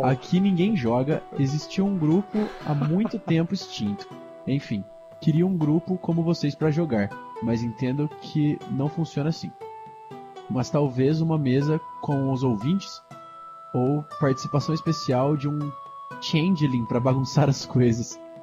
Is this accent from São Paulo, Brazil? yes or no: yes; Campinas, São Paulo, Brazil; eu sou de Campinas, interior de São Paulo